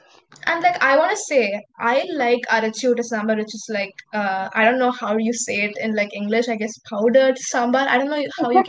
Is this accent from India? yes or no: yes; India; all of us are Indians